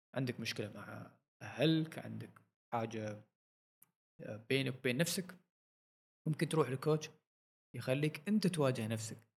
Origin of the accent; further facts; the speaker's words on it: Oman; نحن عندنا في عمان